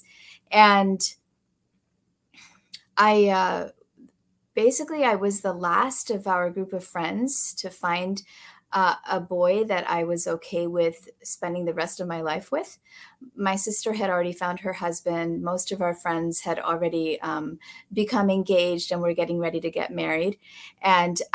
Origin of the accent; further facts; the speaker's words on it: Chicago, Illinois, United States; also born or lived in California; now in Texas, United States; I was born in Chicago in the late 70s